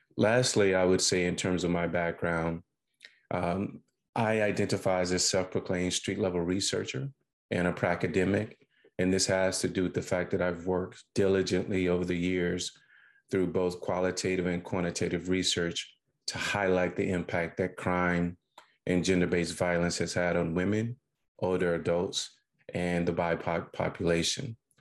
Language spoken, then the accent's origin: English; Sugar Lock, Mississippi, United States; I was born and reared in Sugar Lock, Mississippi.